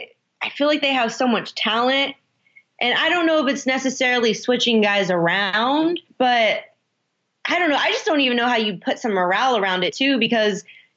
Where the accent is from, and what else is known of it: Indiana, United States